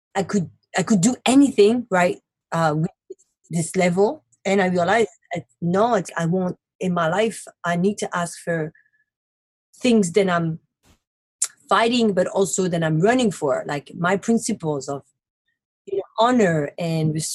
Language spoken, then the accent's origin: English; Paris, Île-de-France, France; moved away as an adult; also born or lived in Brooklyn, New York City; now in New York City, United States; Born and raised in Paris and moved to America in 2008 to make my dream come true